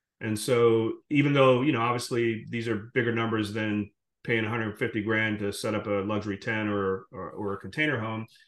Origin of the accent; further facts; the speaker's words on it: Jamaica; moved away; also born or lived in Guyana; I'm originally from the Caribbean. I was born in Guyana, grew up in Jamaica